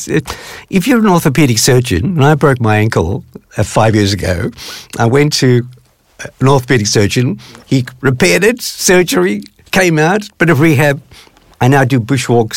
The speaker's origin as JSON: {"language": "English", "country": "South Africa", "tie": "born or raised there", "said": "growing up in South Africa, which at that time was apartheid run"}